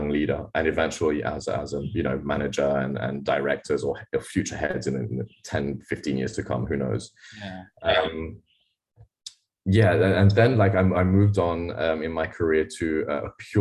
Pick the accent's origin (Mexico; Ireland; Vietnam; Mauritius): Mauritius; also born or lived in Australia; I moved back from Australia to Mauritius